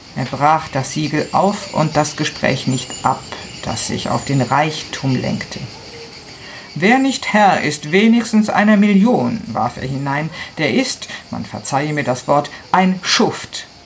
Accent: Milan, Lombardy, Italy; German is a second language; moved away as an adult; now in Garbagna, Italy; Äh, ich bin Italienerin. Ich habe immer in Mainland gewohnt

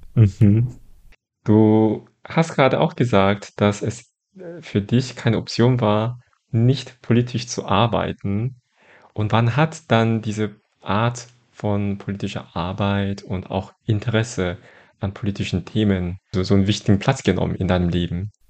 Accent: Daegu, South Korea; moved away; in Daegu, wo ich aufgewachsen bin zum Teil

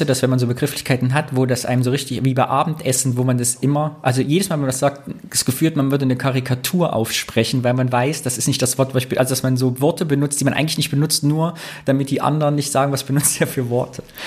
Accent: Greußen, Thuringia, Germany; bei Greußen, da wo ich herkomme

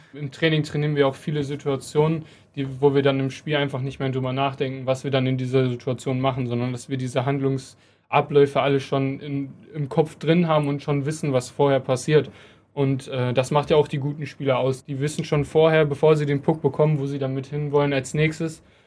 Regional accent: Krefeld, North Rhine-Westphalia, Germany; ich bin in meiner Heimat, ich bin hier geboren, ich habe meine Familie hier

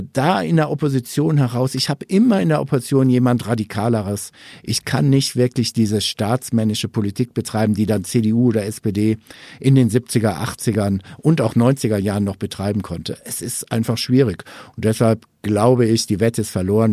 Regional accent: North Rhine-Westphalia, Germany; moved away; kommen wir beide ja ursprünglich aus NRW.

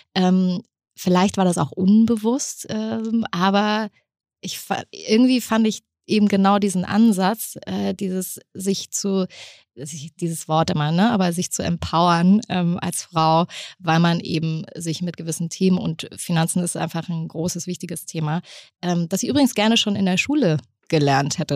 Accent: East Germany, Germany; bei uns hieß das übrigens damals Kaufhalle im Osten

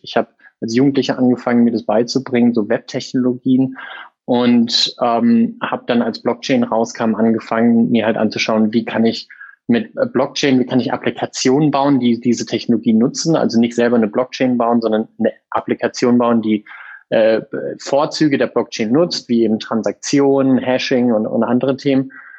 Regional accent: near Freiburg, Baden-Württemberg, Germany; moved away as an adult; also born or lived in Munich; now in Berlin, Germany; ich bin gebürtig aus der Nähe von Freiburg, habe Jura studiert in München und Berlin und in Berlin seit 2014 als Rechtsanwalt äh, tätig

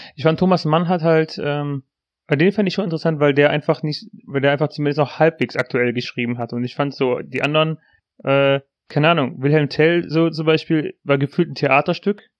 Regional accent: near Aachen, North Rhine-Westphalia, Germany; wir kommen aus der Nähe von Aachen

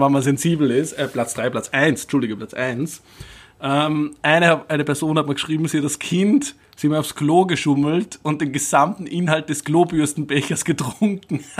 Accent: Upper Austria, Austria; bei uns in Oberösterreich

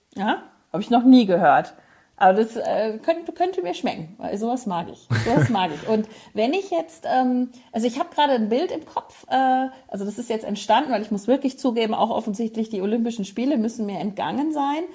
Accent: Frankfurt, Hesse, Germany; aus Frankfurt, wo ich geboren bin

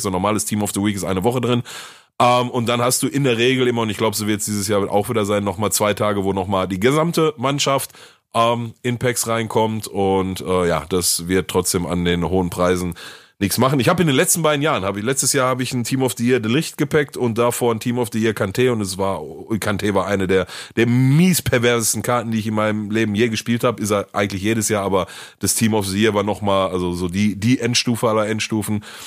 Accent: Essen, North Rhine-Westphalia, Germany; bei uns in Essen

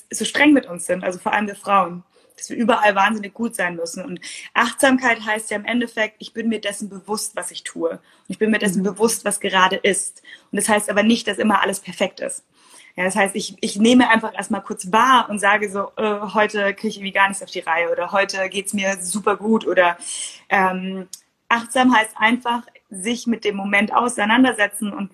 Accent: Munich, Bavaria, Germany; ich bin aus München.

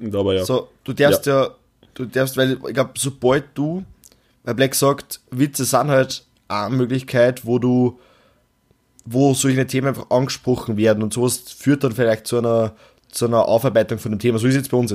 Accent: Austria; Nein, wir sind Österreicher, okay?

